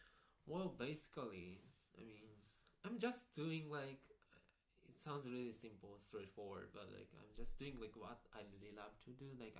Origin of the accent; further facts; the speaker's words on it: Japan; Yeah, I'm born and raised in Japan.